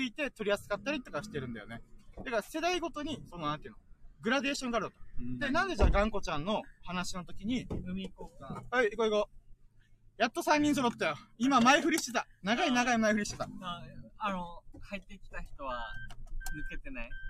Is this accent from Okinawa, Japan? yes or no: yes; Okinawa, Japan; born or raised there; also born or lived in Kanto